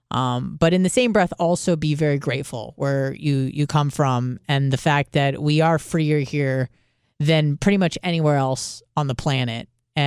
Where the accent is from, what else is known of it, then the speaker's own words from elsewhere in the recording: Israel; born there; I was born in Israel and Jewish culturally and ethnically, although non-practicing. But that doesn't mean I don't have a connection to the place.